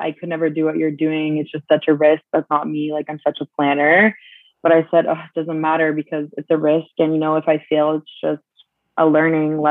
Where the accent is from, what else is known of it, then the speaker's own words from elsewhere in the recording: Munich, Bavaria, Germany; now in Canada; growing up in Munich